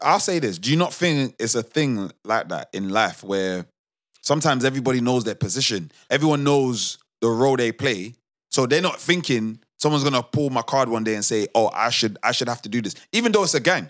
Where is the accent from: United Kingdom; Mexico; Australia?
United Kingdom; a British born Nigerian